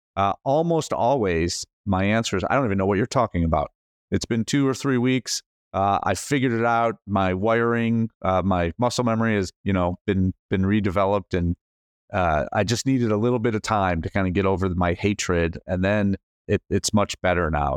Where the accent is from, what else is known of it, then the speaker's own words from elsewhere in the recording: United States; as an American